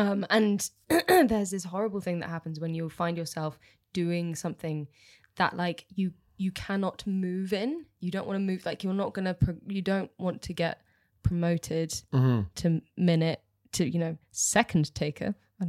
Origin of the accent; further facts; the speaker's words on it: Bibury, South West England, United Kingdom; The Cotswolds.